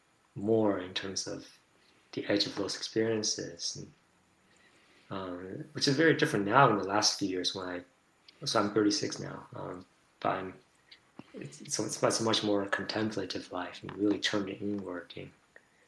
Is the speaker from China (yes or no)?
yes; China; moved away; I grew up in China